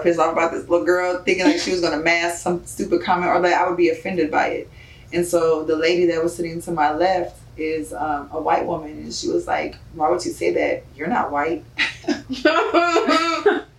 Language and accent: English; Alabama, United States; moved away; I'm from Alabama.